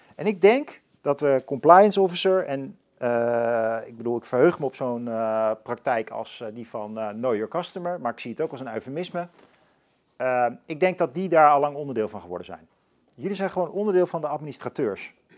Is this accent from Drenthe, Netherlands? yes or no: no; Leusden, Utrecht, Netherlands; ik ben opgegroeid in Leusden